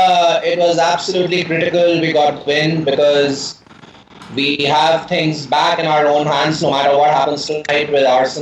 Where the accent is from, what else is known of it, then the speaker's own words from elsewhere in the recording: New Delhi, Delhi, India; I'm from New Delhi, India.